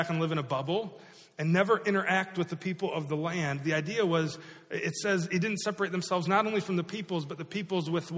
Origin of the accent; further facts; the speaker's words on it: Iowa, United States; moved away; I grew up in Iowa